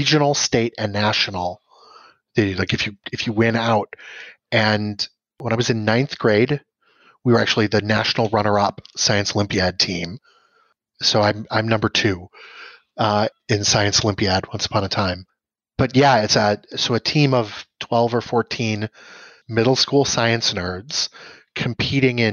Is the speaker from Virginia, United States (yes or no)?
no; Valparaiso, Indiana, United States; moved away as an adult; also born or lived in Chicago, Illinois; now in Milwaukee, United States; I grew up largely in Valparaiso, Indiana, so in sort of Northwest Indiana